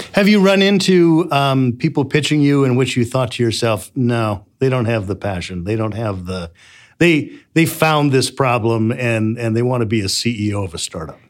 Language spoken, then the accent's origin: English; Midwest, United States; I'm from the Midwest